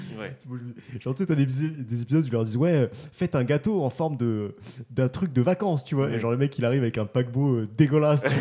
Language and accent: French; Toulouse, Occitania, France; on est chauvin parce qu'on est toulousain.